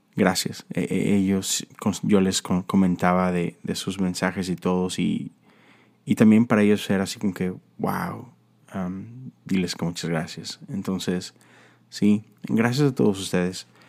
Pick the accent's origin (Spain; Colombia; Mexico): Mexico; esta tradición que tenemos en México